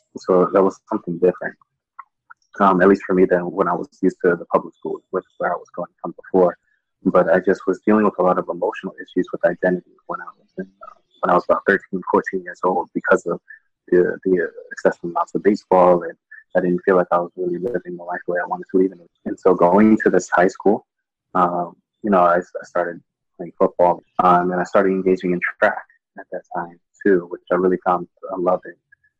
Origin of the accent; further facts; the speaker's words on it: Audubon, Pennsylvania, United States; also born or lived in Dallas, Texas / Minnesota; And then we finally settled in Pennsylvania in a town called Audubon, Pennsylvania, which is about 30 minutes outside